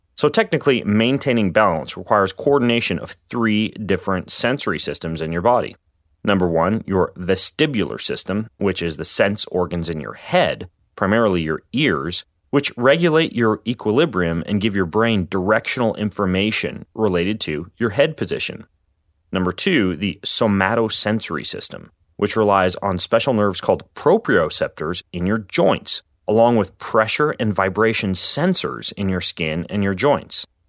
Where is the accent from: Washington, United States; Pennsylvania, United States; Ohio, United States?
Washington, United States; Spokane; my hometown of Spokane, Washington